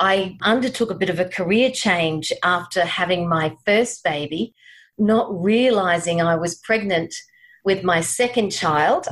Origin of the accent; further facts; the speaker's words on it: Brisbane, Queensland, Australia; also born or lived in United Kingdom; I'm from Brisbane, Australia. Grew up here in Brisbane.